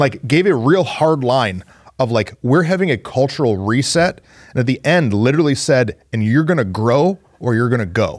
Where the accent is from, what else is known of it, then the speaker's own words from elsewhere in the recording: Michigan, United States; I'm from Michigan